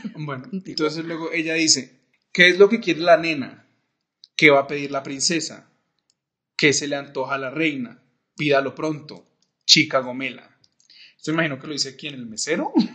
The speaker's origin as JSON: {"language": "Spanish", "town": "Cali", "region": "Valle del Cauca", "country": "Colombia", "said": "como caleño del mundo"}